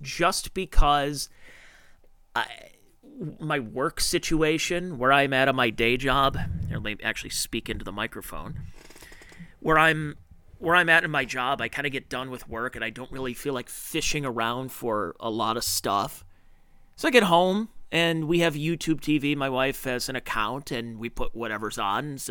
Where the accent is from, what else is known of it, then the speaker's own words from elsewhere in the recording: Cleveland, Ohio, United States; where I grew up in Cleveland, Ohio